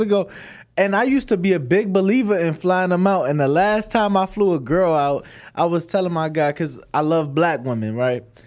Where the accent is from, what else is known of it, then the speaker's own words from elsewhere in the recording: Chicago, Illinois, United States; now in Las Vegas, United States; I'm from Chicago